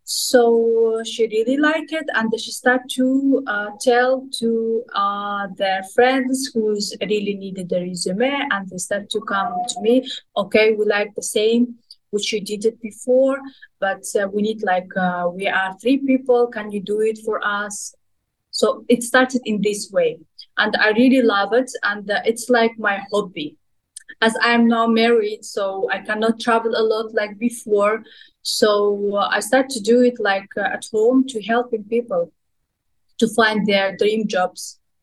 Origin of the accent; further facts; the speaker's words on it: Kazakhstan; moved away as an adult; now in Dubai, United Arab Emirates; my hometown, my home country